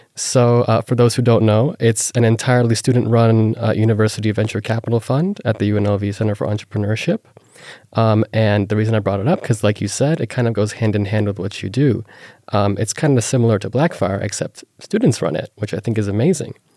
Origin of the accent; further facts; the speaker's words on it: Las Vegas, Nevada, United States; I was born and raised in Las Vegas